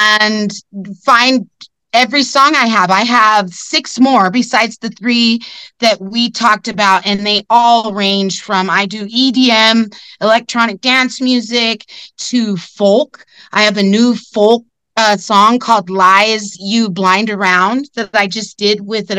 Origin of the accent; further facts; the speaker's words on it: California, United States; I'm not sure if we talked about why I came from California.